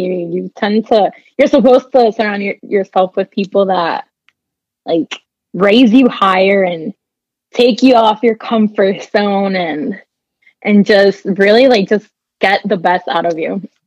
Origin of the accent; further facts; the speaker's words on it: Puerto Rico; now in Miami, United States; I was born and raised in Puerto Rico.